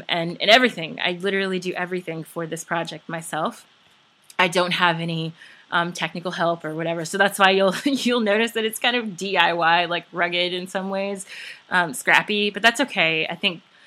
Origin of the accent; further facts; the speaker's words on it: Memphis, Tennessee, United States; moved away as an adult; also born or lived in New York; now in Baltimore, United States; I'm originally from Memphis, Tennessee. And I lived there until I was 18